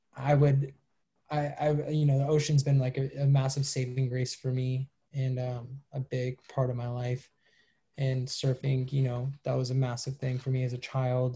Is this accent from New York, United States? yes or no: no; Los Angeles, California, United States; also born or lived in Malibu; half malibu half venice